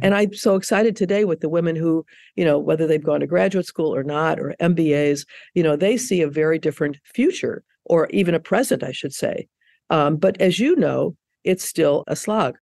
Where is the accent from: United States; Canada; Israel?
United States; Chicago, Illinois; moved away; I'm from Chicago originally